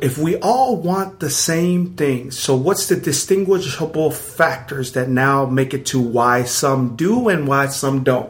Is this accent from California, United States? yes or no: yes; Pomona, California, United States; what we call in Pomona po